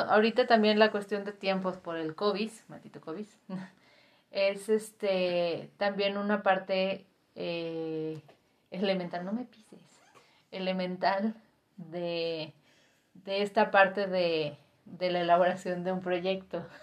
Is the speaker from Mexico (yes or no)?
yes; Guadalajara, Jalisco, Mexico; yo que soy tapatía